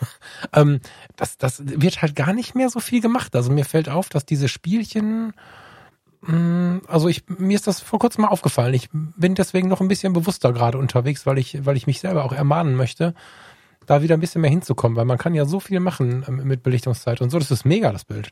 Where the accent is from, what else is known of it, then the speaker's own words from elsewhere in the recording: Düsseldorf, North Rhine-Westphalia, Germany; bei uns in Düsseldorf